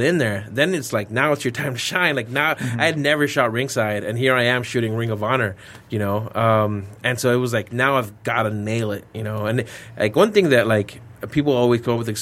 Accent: El Paso, Texas, United States; I'm from El Paso. And so growing up, I had a big hometown hero from El Paso

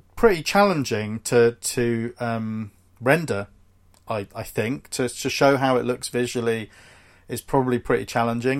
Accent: United Kingdom; We're both British

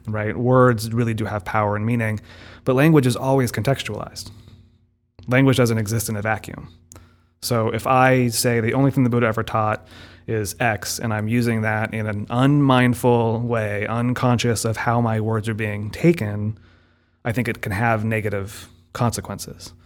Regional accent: United States; we're both sort of raised in an American English-speaking context

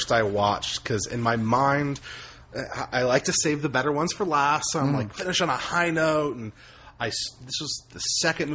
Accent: United States; an American

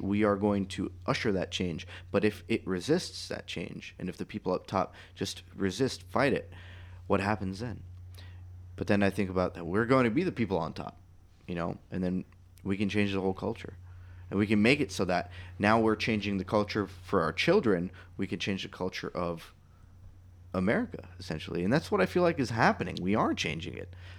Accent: United States

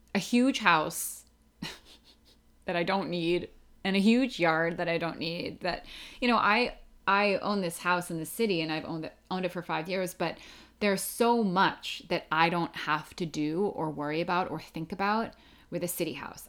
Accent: outside of Philadelphia, Pennsylvania, United States; moved away as an adult; also born or lived in New York City; I grew up outside of Philadelphia in Pennsylvania

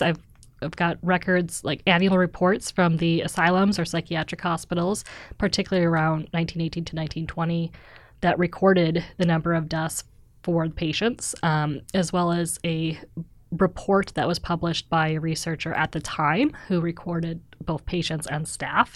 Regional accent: Wisconsin, United States; moved away as an adult; also born or lived in Missouri / Pittsburgh; now in Oslo, Norway; So I'm originally from Wisconsin, which is a state in the Midwest

